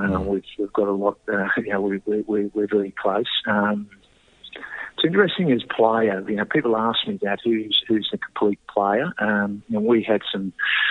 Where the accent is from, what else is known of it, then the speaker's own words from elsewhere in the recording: Queanbeyan, New South Wales, Australia; growing up in Queanbeyan